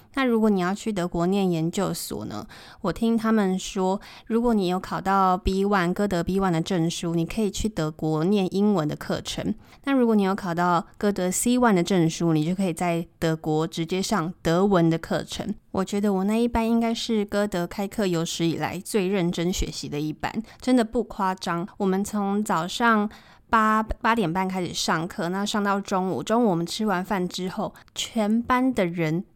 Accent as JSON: {"language": "Chinese", "country": "Taiwan", "tie": "born or raised there", "also_born_or_lived": "Montana, United States", "moved": "as an adult", "lives_now": "Bangkok, Thailand", "said": "我就是一个土生土长的台湾人，从小时候到大都学着填鸭式的英文"}